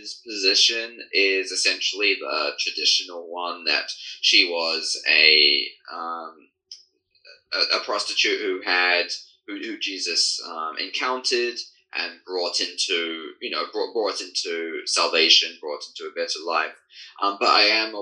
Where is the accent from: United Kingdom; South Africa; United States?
United Kingdom; British born, coming from a line of Anglican priests, actually, and throughout my family history, but being raised in a Baptist